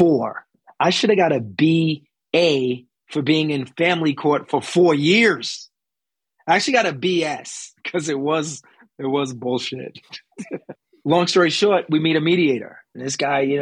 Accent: New York City, New York, United States; moved away as an adult; now in Los Angeles, United States; being from a rough area in Bedford-Stuyvesant, Brooklyn, New York, growing up on Halsey Street

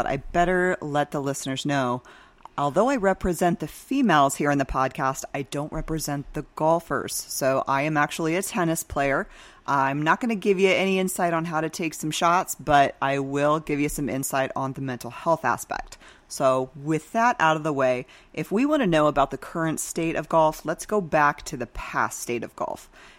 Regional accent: Oregon, United States; moved away as an adult; So I came down from Central Oregon in 2006, went to ASU, and ended up staying here in the Valley.

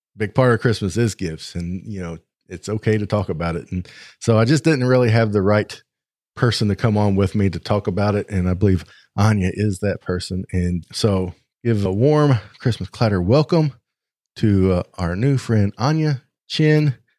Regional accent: United States; where I live, my hometown is forty-five hundred people, and then the next biggest town closest to us is shy of forty thousand, and then we have to drive two hours

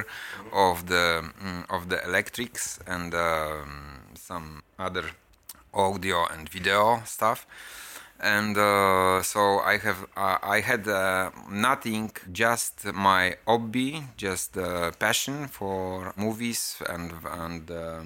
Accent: Gdansk, Pomeranian Voivodeship, Poland; I was born in Gdansk a long time ago

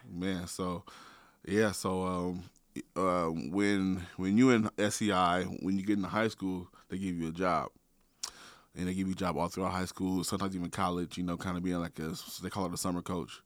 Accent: Portland, Oregon, United States; I'm from Northeast Portland. born and raised

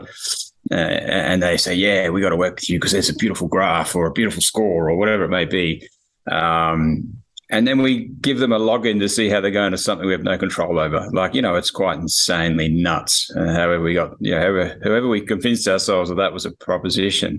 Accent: Australia; So I'm obviously Australian.

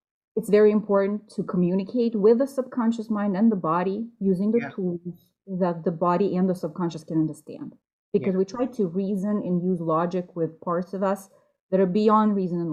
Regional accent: Russia; moved away as an adult; also born or lived in New York; now in United States; I am from Russia

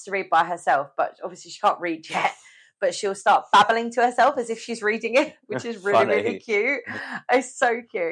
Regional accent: United Kingdom; we're British and we eat it every day

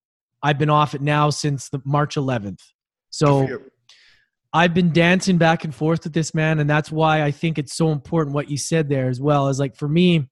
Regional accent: Edmonton, Alberta, Canada; I grew up in Edmonton

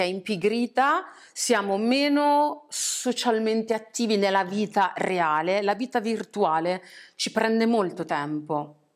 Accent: Italy; essendo nata e cresciuta in Italia

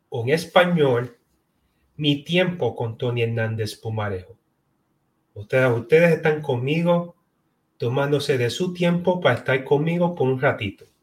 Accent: Puerto Rico; now in Florida, United States; que nací y fui criada en Puerto Rico y hoy en día resido en la Florida, en los Estados Unidos.

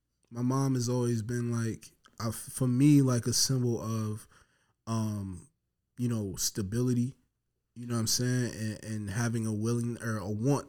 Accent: Buffalo, New York, United States; I grew up on Andover and Bailey

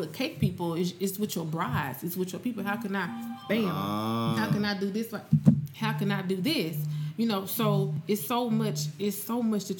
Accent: Memphis, Tennessee, United States; we're from Memphis

